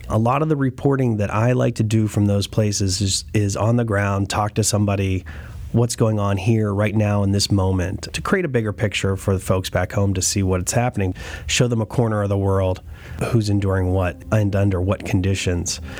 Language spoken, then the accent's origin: English; New Kensington, Pennsylvania, United States; moved away as an adult; also born or lived in Istanbul, Turkey / Cairo, Egypt; I'm from New Kensington